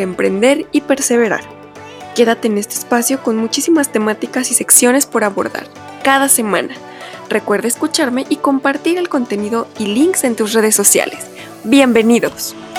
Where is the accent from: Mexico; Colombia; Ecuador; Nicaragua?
Mexico; soy mexicana